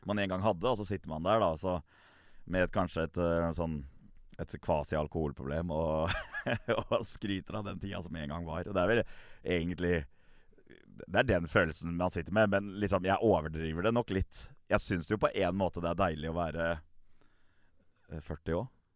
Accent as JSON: {"language": "Norwegian", "town": "Gressvik", "region": "Østfold", "country": "Norway", "tie": "born or raised there", "said": "når jeg vokste opp på Gressvik"}